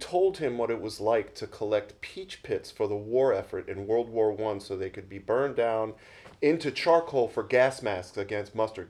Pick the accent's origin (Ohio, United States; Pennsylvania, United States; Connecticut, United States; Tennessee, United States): Pennsylvania, United States; Philadelphia; born or raised there; moved away